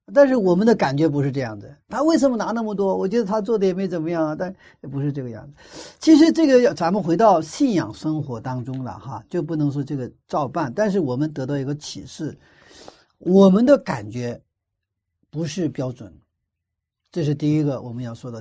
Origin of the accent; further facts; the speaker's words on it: China; 我们中国人